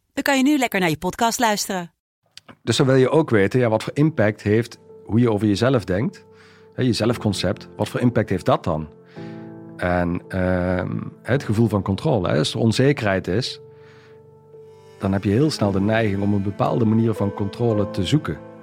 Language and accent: Dutch; Wijnandsrade, Limburg, Netherlands; opgegroeid in Zuid-Limburg. Um, ja, geboren in een klein dorpje, Wijnandschade.